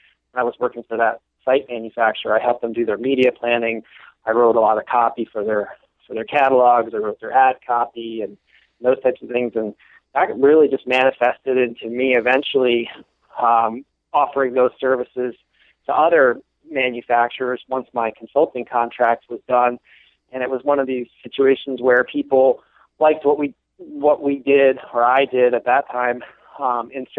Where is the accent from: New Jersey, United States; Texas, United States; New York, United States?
New Jersey, United States; northwest; I grew up in the northwest portion of the state